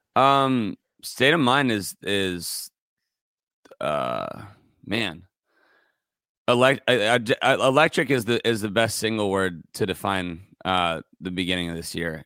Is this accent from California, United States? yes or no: yes; Santa Barbara, California, United States; moved away as an adult; now in Los Angeles, United States; I'm from Santa Barbara, a little bit north of L A. I, I moved down here when I was nineteen